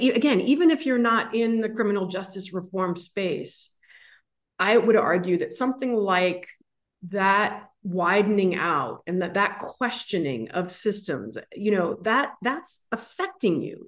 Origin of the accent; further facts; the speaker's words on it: San Francisco, California, United States; growing up in San Francisco